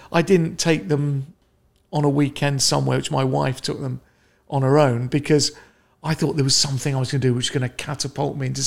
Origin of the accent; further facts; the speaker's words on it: London, United Kingdom; I grew up in Northwest London, quite a nice middle-classy sort